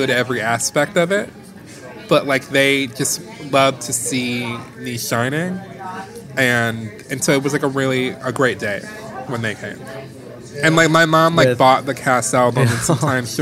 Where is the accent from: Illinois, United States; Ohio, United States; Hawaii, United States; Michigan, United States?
Michigan, United States; Detroit; I grew up in Detroit in Motown.